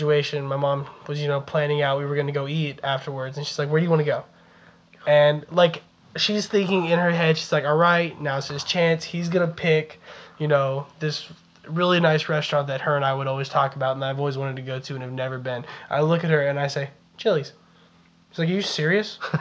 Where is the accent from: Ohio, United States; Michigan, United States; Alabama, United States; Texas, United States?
Texas, United States; accent: Southern, Texan; spending the first 12 years of my life living with my grandparents in an actual town full of retired cowboys and farmers, that's all I knew about Texas